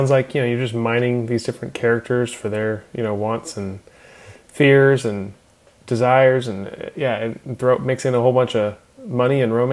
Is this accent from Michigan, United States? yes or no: no; California, United States; We, we grew up in Napa Valley, so we have a uh, love for the vineyard settings.